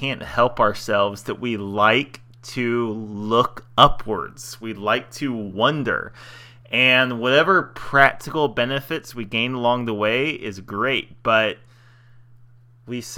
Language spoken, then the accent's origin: English; United States; I'm still happy with being American